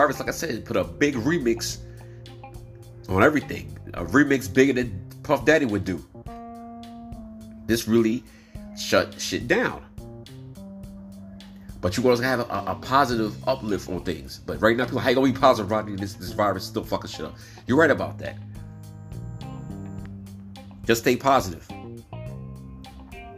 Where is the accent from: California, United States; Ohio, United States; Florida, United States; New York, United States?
New York, United States; New York City; I'm from New York City